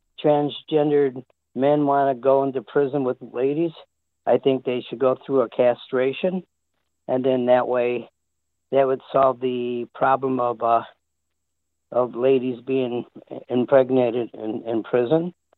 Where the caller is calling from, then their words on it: North Carolina, United States; I'm from North Carolina.